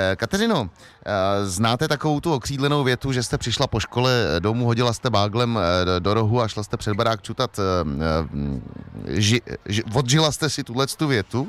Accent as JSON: {"language": "Czech", "town": "Liberec", "region": "Liberec Region", "country": "Czechia", "said": "jsem z Liberce"}